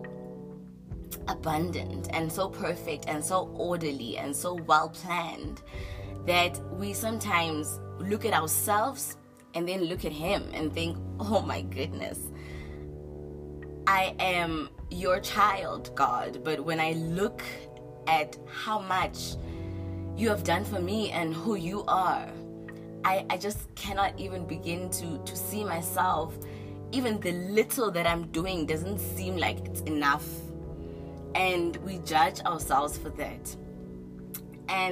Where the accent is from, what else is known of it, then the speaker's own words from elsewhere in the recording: South Africa; that's my people. That's me. I'm South African